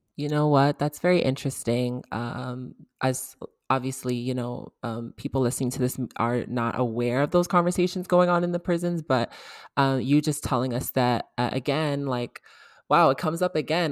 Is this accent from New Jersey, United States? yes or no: no; Georgia, United States; I'm from Georgia